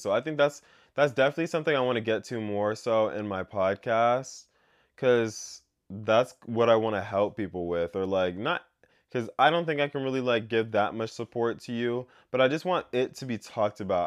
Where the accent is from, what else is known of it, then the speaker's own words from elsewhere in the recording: United States; growing up in America